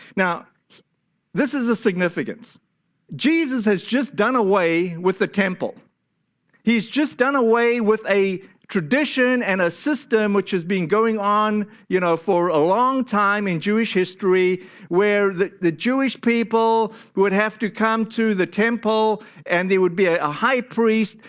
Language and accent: English; South Africa; moved away; my home country, to South Africa